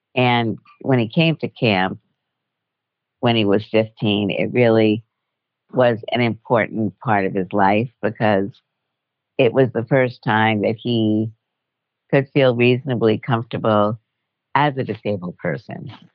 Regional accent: New York City, New York, United States; now in Washington, D.C., United States; I grew up in Brooklyn, New York

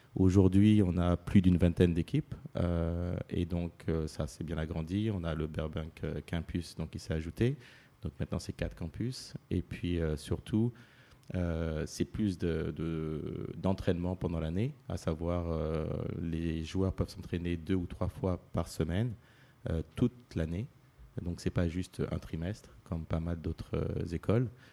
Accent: Paris, Île-de-France, France; moved away; je suis né à Paris, d'origine martiniquaise

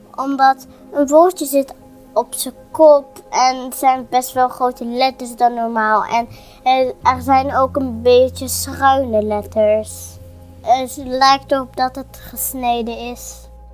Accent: Netherlands; ik kom gewoon uit Nederland

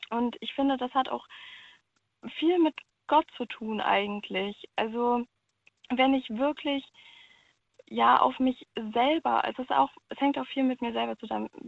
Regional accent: Cologne, North Rhine-Westphalia, Germany; Ich komme ursprünglich auch aus Köln.

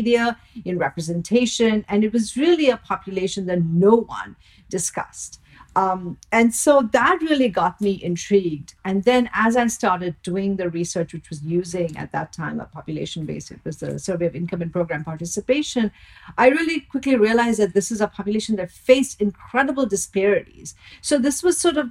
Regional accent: India; moved away; I grew up in India

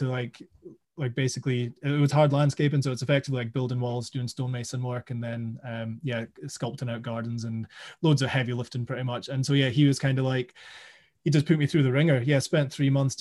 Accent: Aberdeenshire, Scotland, United Kingdom; also born or lived in South Africa; we moved to Aberdeenshire when I was about 7 or 8

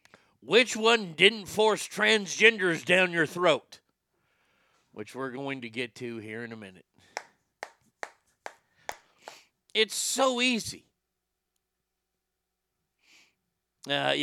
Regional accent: United States; as an American

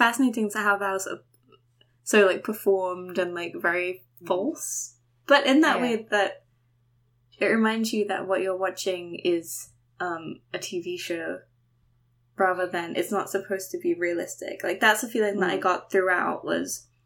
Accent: London, United Kingdom; moved away; also born or lived in New York; I grew up in London

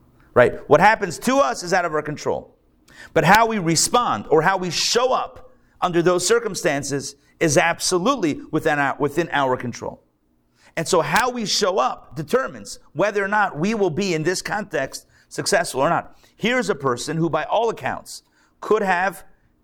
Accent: Pittsburgh, Pennsylvania, United States; also born or lived in Detroit; now in Atlanta, United States; I'm from Pittsburgh

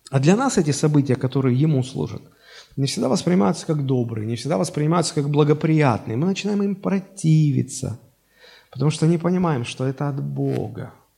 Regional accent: Sochi, Krasnodar Krai, Russia; Мне назначил родиться в городе Сочи

